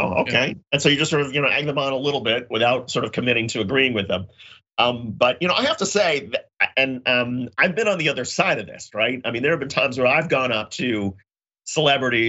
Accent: Indiana, United States; moved away; I was wearing like an Indiana shirt where I grew up.

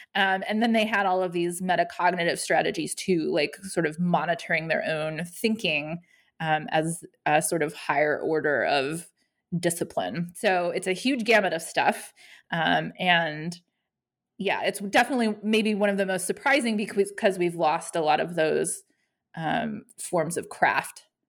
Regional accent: Denver, Colorado, United States; moved away as an adult; now in Athens, Georgia, United States; I am from Denver, Colorado originally

